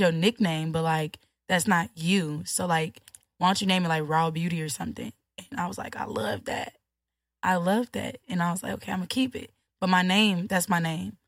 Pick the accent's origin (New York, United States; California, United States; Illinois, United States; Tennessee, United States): Illinois, United States; Chicago; I'm from Chicago